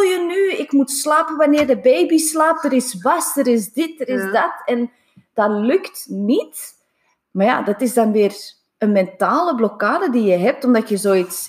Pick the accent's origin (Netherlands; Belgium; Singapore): Singapore; moved away; Ik ben in Singapore opgegroeid